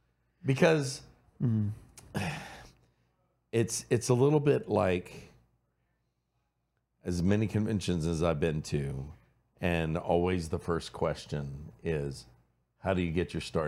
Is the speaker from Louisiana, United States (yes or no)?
yes; Cajun, Louisiana, United States; I'm Cajun, and I go, my Cajun family